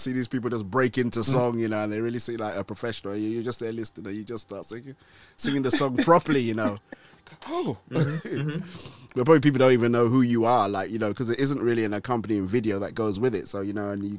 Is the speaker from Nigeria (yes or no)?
yes; Nigeria; So although I am Nigerian and this English accent sounds like I was, you know, I've never left these shores. I did grow up in Nigeria, believe it or not.